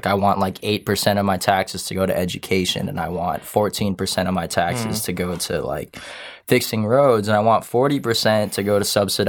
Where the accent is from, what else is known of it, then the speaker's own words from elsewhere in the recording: France; I don't know. I'm from France.